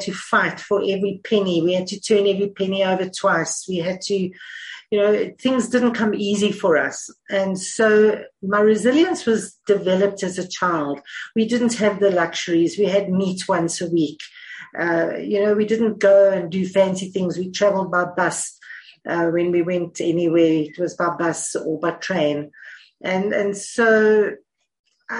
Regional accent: South Africa; also born or lived in Johannesburg, South Africa / Cape Town, South Africa; I'm from South Africa. I've lived here most of my life

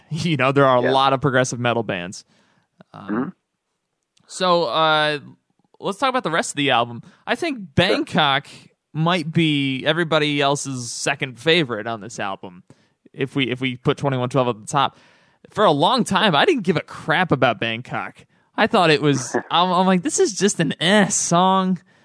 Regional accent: Albany, New York, United States; my hometown of Albany, New

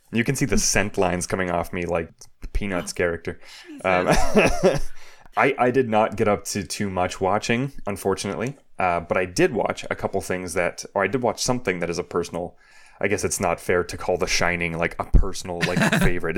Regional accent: Canada; growing up in Canada

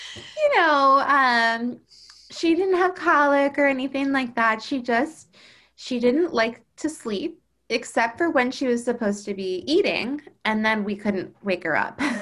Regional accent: Baltimore, Maryland, United States; also born or lived in Durham, North Carolina; I was born in Baltimore, eh, which is where I live now. Um, I've lived here my whole life, except for when I went to college at Duke University

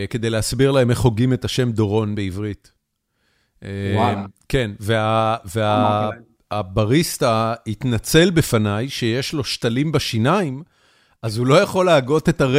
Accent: Haifa, Haifa District, Israel; אוקיי, חיפה. גם אני.

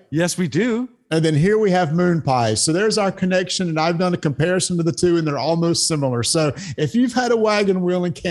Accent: the South, United States; Well, we're from the South

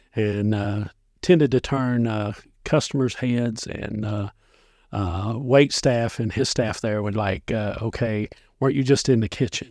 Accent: Dickson County, Tennessee, United States; I grew up in Dixon County

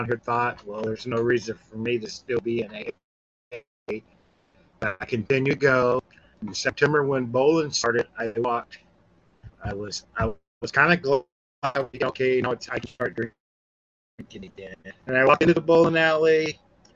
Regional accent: Mississippi, United States; now in California, United States; I've been in California for 40 years. I'm from Mississippi

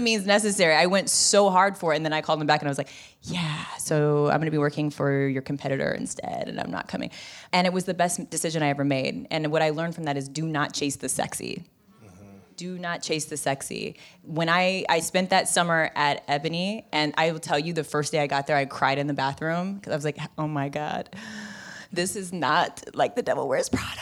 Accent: Bay Area, California, United States; moved away; I'm from the Bay Area

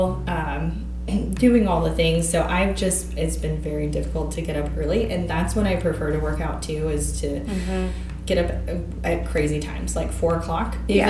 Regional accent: Topeka, Kansas, United States; also born or lived in Lawrence, Kansas; Topeka, Kansas. So I'm from

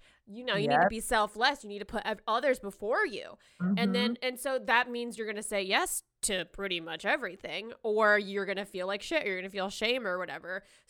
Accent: the South, United States; I was raised like in the South.

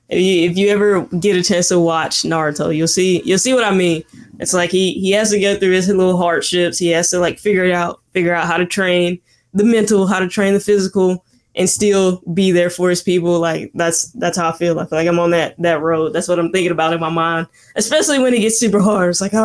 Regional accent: Mississippi, United States; moved away; I'm from Mississippi originally. This hat I got on, it's like Mississippi made. But I'm from Mississippi originally, and it's about a 5-hour drive to get back home.

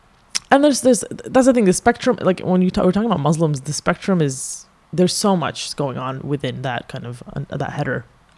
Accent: Kuwait City, Kuwait; now in Montreal, Canada; I was born in Kuwait.

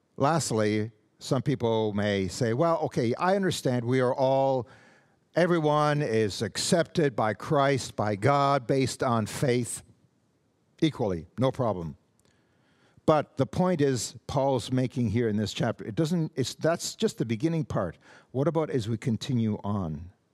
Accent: Canada; I'm Canadian. I am not an American

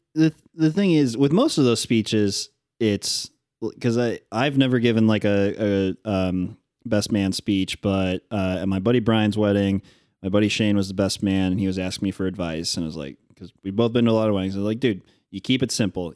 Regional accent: Northern Indiana, United States; growing up in Northern Indiana

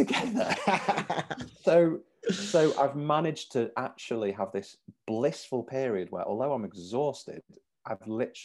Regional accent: Manchester, North West England, United Kingdom; I've lived here all my life

